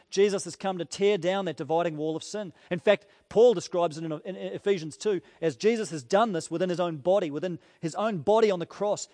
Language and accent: English; New Zealand; as a Kiwi